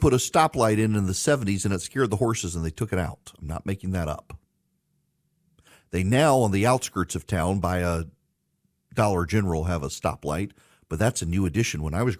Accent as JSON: {"language": "English", "region": "Dubai", "country": "United Arab Emirates", "tie": "born or raised there", "also_born_or_lived": "Louisiana", "said": "Charlie, I don't know if you know this or not, but I grew up in Dubai. We would fly back and forth to Louisiana during the summer."}